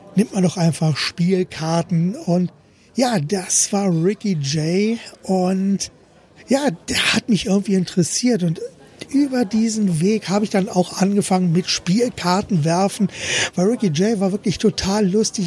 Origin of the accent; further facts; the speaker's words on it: Berlin, Germany; moved away; wir kommen ja ursprünglich aus Berlin. Ich bin in Berlin geboren, Klammer auf, damals noch Berlin-West